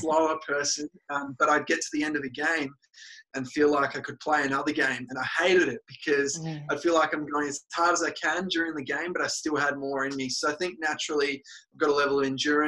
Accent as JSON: {"language": "English", "town": "Melbourne", "region": "Victoria", "country": "Australia", "said": "I'm from Vermont, Victoria, little suburb in the eastern suburbs"}